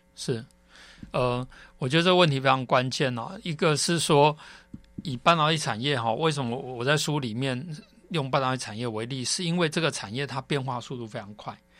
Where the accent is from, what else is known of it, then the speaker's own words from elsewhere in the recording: Taiwan; 我们台湾人